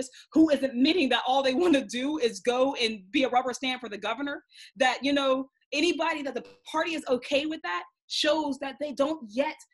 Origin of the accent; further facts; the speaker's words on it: Braddock, Pennsylvania, United States; I'm from Braddock